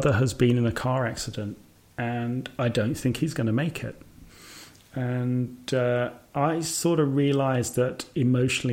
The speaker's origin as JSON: {"language": "English", "town": "Birmingham", "region": "West Midlands", "country": "United Kingdom", "tie": "born or raised there", "also_born_or_lived": "Scotland", "moved": "as an adult", "said": "I applied for another job in my hometown, Birmingham"}